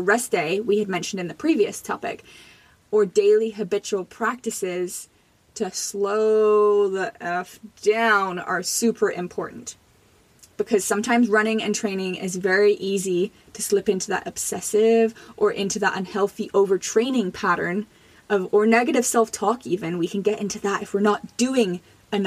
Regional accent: Jamaica; now in Canada; I was born in Jamaica.

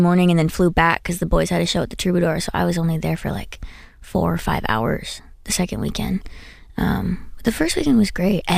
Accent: New Jersey, United States; I'm from Jersey.

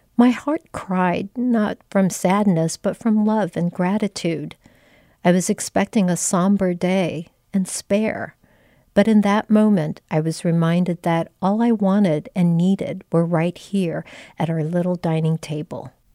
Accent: Philippines; moved away; also born or lived in Taiwan; I was born in Taiwan, but my sister and I moved to the Philippines when we were little, so a lot of our Christmas memories were formed there

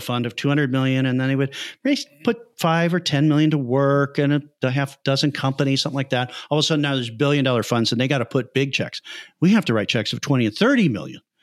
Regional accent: Chicago, Illinois, United States; also born or lived in Iowa; I'm originally from Chicago, from the Midwest

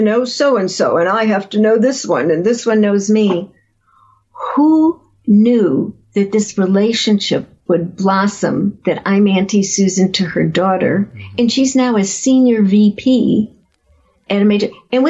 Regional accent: Chicago, Illinois, United States; I grew up in Chicago

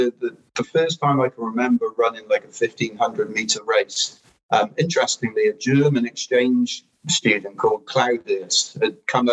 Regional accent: Wales, United Kingdom; my home country, which is Wales

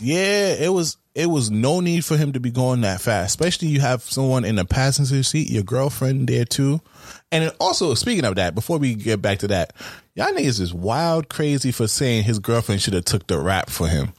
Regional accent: New York, United States; I'm from New York

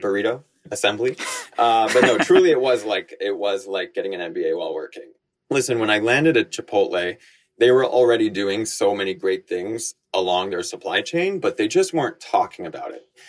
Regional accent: Connecticut, United States; also born or lived in Bangkok, Thailand / New York; I was born in Bangkok. My mom is Thai, my dad was American, and I grew up going to school in Connecticut. So I came here to the States in time for school.

